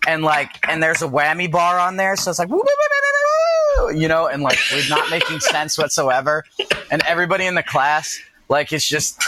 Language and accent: English; New York, United States; I'm a New Yorker.